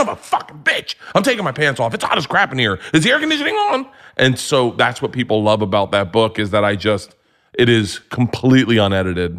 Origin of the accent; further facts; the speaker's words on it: Florida, United States; I grew up in Florida